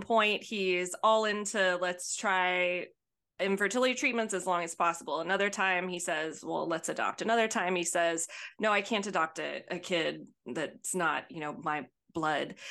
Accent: Albertville, Alabama, United States; accent: thick accent; now in Houston, United States; when I was young and growing up in Albertville, Alabama

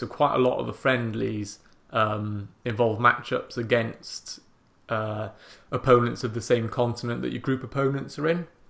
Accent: Welsh, Wales, United Kingdom; now in England; I'm Welsh, um, but I live in England

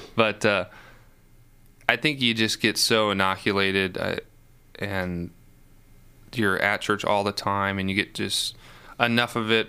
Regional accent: Chicago, Illinois, United States; growing up in Chicago

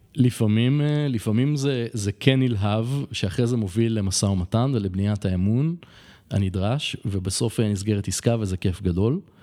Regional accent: Israel; moved away as an adult; now in Colombia; בתור ישראלי

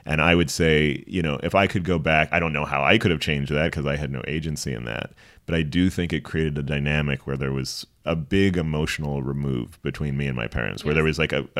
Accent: Princeton, New Jersey, United States; I was born in Princeton, New Jersey

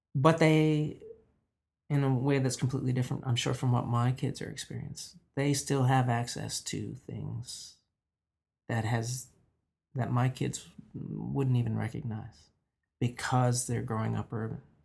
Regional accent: Newfoundland and Labrador, Canada; also born or lived in Buchans; Born and raised in Newfoundland, in mining towns here at, in, on the island and in Labrador.

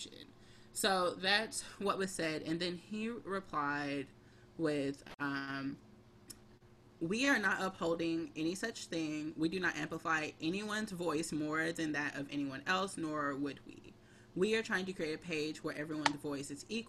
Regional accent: Houston, Texas, United States; now in Brooklyn, United States; I'm from Houston, like …. And I live in Brooklyn

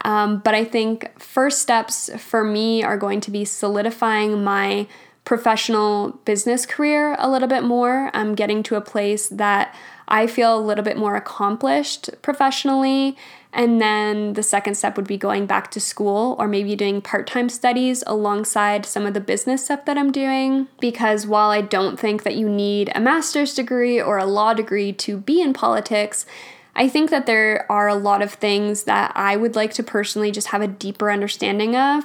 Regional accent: Alberta, Canada; I grew up in Alberta

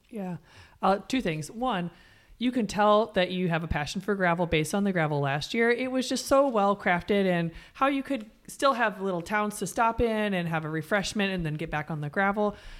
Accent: Coralville, Iowa, United States; my hometown

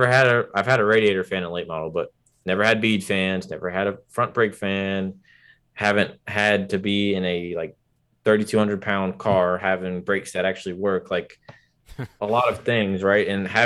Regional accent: Atlanta, Georgia, United States; also born or lived in Virginia Beach / Brooklyn; now in Washington, United States; So I was born in Atlanta, right? And so raised, lived there for a little bit, lived in Virginia Beach, lived in Brooklyn for like 5 years or whatever, and moved to DC in 2009.

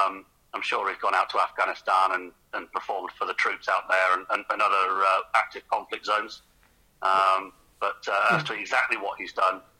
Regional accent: Reading, South East England, United Kingdom; Even though I'm born and bred in Reading, I've lived all over because my dad was in the RAF.

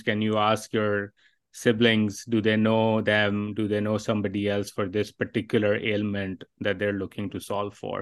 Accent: Pakistan; my own experiences growing up in Pakistan

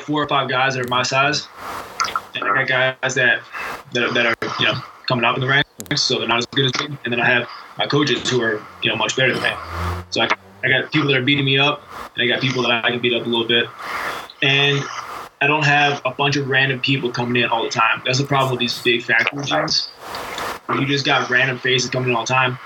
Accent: United States; I'm American to the core, man. Like, I love my country, and I'm pretty patriotic

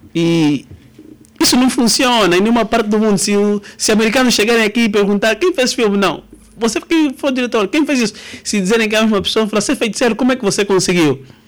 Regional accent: Angola

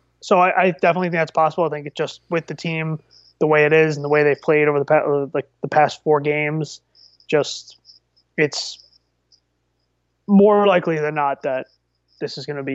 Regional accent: New Jersey, United States; I'm from Jersey and I'm Irish. Very, very on the nose.

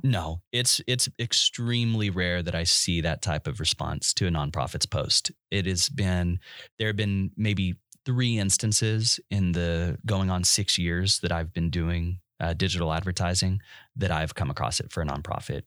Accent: West Texas, United States; I'm from West Texas

